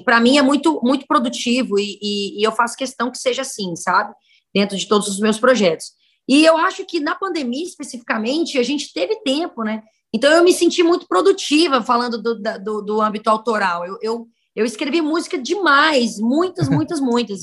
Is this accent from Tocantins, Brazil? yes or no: yes; Araguaína, Tocantins, Brazil; moved away; also born or lived in Northeast Brazil; Eu sou criada no estado do Tocantins, tenho uma história em vários lugares, né, inclusive pelo Nordeste